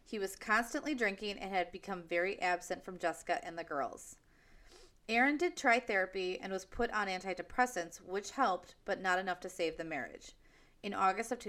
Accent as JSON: {"language": "English", "country": "United States", "said": "I'm American"}